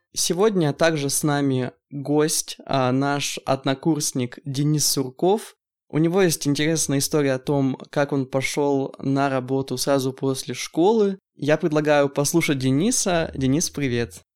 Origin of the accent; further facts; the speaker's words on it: Yekaterinburg, Sverdlovsk Oblast, Russia; мы с Аленой а, местные, мы из Екатеринбурга, поэтому а, живем с родителями пока что